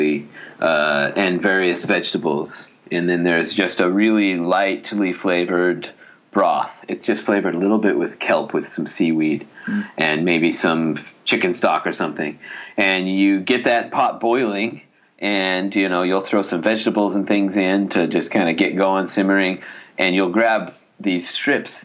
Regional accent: Salt Lake City, Utah, United States; moved away as an adult; now in Japan; I'm from Salt Lake City

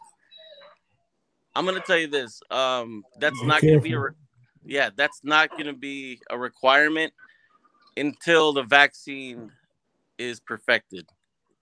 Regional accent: Hempstead, New York, United States; moved away; I grew up in Hempstead, Long Island. I'm from the hood

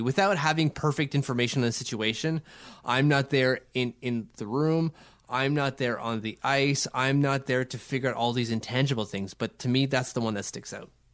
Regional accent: Ottawa, Ontario, Canada; we have a really cool Denny Podvay mural here in, in my, my hometown and Denny Podvay's hometown

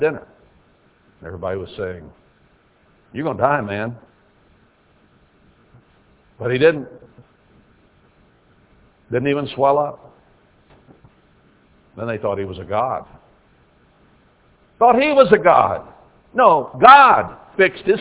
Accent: United States

